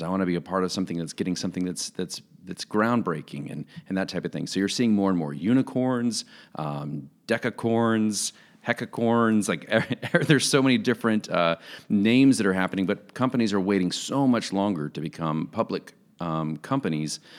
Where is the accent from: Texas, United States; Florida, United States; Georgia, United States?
Florida, United States; Jacksonville; now in Kansas, United States; I'm a guy who was born and raised in Jacksonville, Florida, so I'm a Florida guy